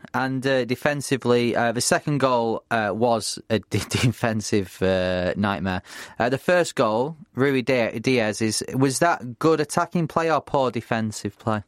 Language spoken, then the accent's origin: English; Bury, North West England, United Kingdom; Bury, my hometown team